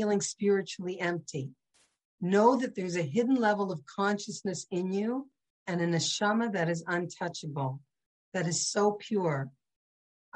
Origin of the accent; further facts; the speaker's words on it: St. Catharines, Ontario, Canada; I grew up in St. Catharines, probably the only Jewish house on the street